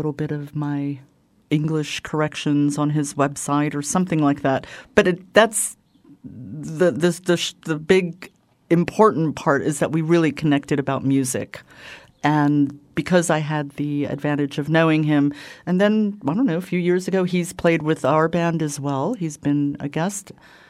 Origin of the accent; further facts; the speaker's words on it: New York, United States; accent: New York; now in Switzerland; I've been here quite a long time. It's half my life. But I've lost most of my New York accent